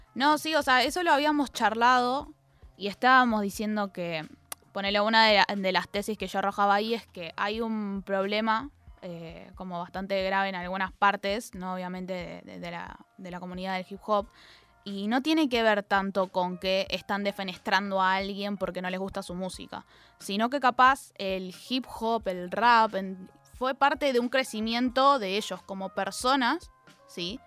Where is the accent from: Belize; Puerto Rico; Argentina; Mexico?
Argentina; Zona Sur, Buenos Aires Province; soy de Zona Sur. Entonces, cada vez que me vengo a Capital tengo dos horitas